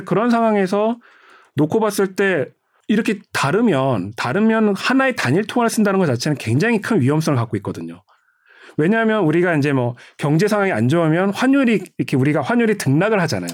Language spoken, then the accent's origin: Korean; South Korea; 난 한국인이다